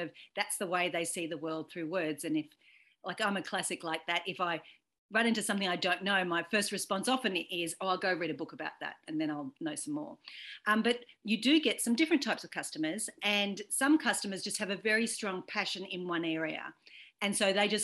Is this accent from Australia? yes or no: yes; Australia; I'm an Irish Australian